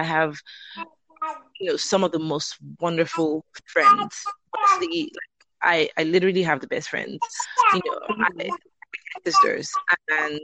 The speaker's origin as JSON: {"language": "English", "region": "Lagos", "country": "Nigeria", "tie": "born or raised there", "moved": "as an adult", "lives_now": "Atlanta, United States", "said": "I am originally from Nigeria. I grew up, born and raised in Lagos, Nigeria, and I've been in America for about 19 years now."}